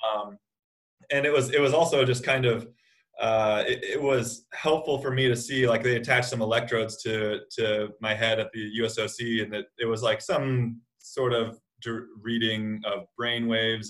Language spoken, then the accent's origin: English; United States; an American athlete